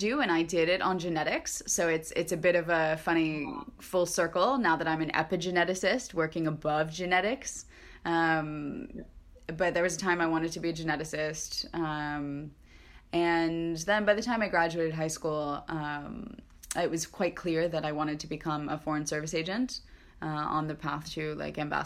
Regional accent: United States; we grew up with here in the United States

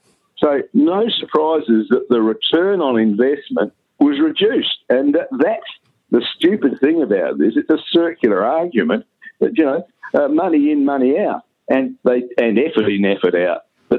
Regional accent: Adelaide, South Australia, Australia; born there; also born or lived in Melbourne / Brisbane / Perth; But I was born in Adelaide, and, I mean, Adelaide has been known as a bit of a sleepy village

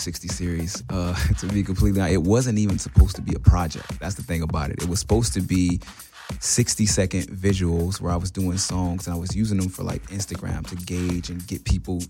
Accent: Los Angeles, California, United States; also born or lived in South Central; I'm a guy from Los Angeles, South Central to be exact.

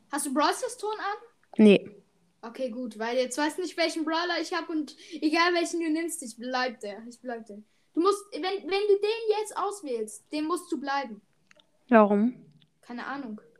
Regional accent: Switzerland; ich kenne einfach keine deutschen Parteien. Ich bin Schweizer.

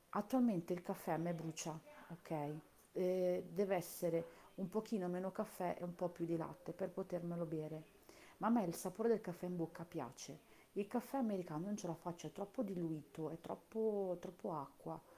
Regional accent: Campania, Italy; io sono campana, sono della provincia di Napoli, purtroppo, anche se non si sente dall'accento

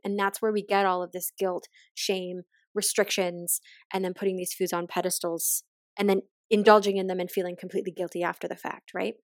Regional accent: just outside of Halifax, Nova Scotia, Canada; moved away; I am from the East Coast originally. I grew up just outside of Halifax

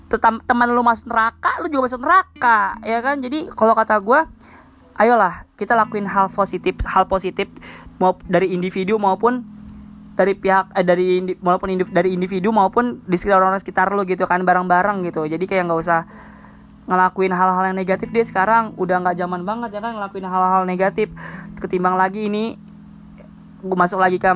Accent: Jakarta, Indonesia; menurut lo kalau gue orang Betawi dipanggilnya A hmm. bapak gue Jawa mak gue Betawi dipanggilnya

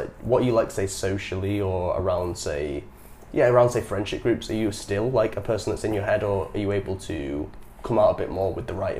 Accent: Manchester, North West England, United Kingdom; moved away as an adult; now in Vietnam; And I'm from Manchester, UK, where Ronaldo played Man United

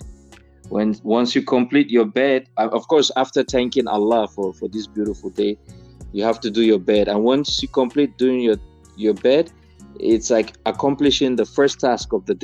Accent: Cameroon; moved away as an adult; now in Istanbul, Turkey; I'm from Cameroon and I am a diplomat.

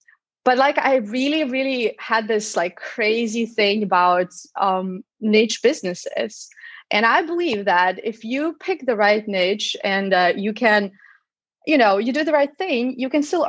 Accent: Odesa, Odesa Oblast, Ukraine; English is a second language; I'm from Odessa, by the way, that's on the Black Sea.

